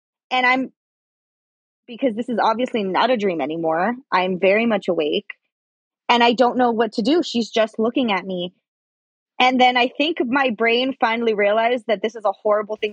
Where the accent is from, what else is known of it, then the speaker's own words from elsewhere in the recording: Los Angeles, California, United States; I grew up in Highland Park in Los Angeles